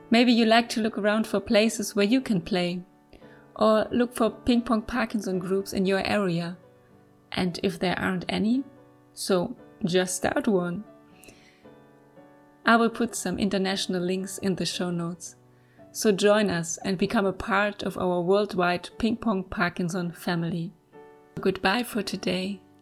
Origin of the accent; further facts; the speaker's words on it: Germany; I am from Germany.